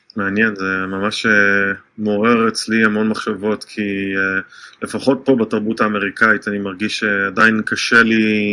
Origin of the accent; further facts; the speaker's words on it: Israel; now in United States; כישראלי שחי בארצות הברית